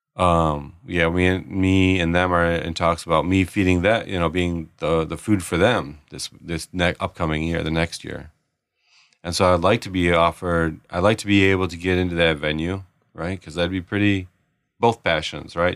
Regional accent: Detroit, Michigan, United States; moved away; we're from Detroit, Detroit area

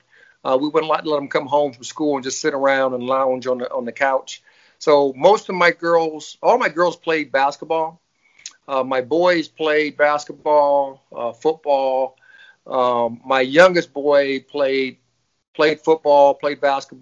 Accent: Fort Wayne, Indiana, United States; born and raised in Fort Wayne, Indiana

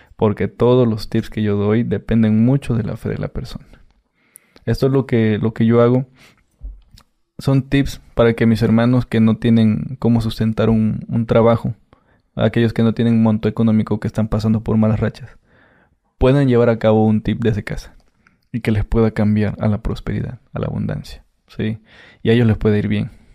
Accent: Catemaco, Veracruz, Mexico; yo soy de Catemaco

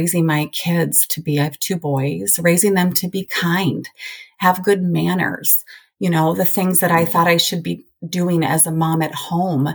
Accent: Oregon, United States; also born or lived in Colorado; now in Idaho, United States; I'm originally from Oregon

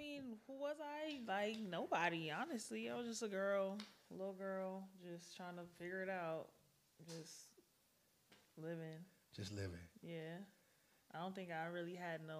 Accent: Broward County, Florida, United States; moved away as an adult; also born or lived in Miami; now in Los Angeles, United States; growing up in Broward was cool.

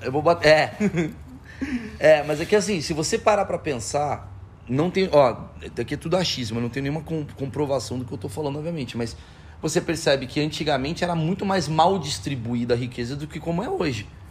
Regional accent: Brazil; Eu, como brasileiro

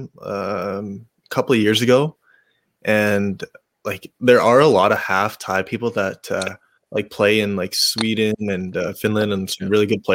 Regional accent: Regina, Saskatchewan, Canada; moved away as an adult; also born or lived in Thailand; now in Vancouver, Canada; I was born in Thailand, and then I moved to Canada when I was 4 and a half to Regina, and I've been in Regina since then.

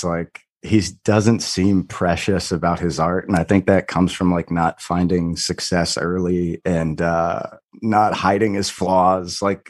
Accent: Ohio, United States; I'm from Ohio.

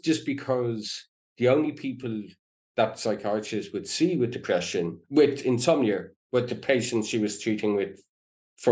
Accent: Ireland; when I was growing up in Ireland

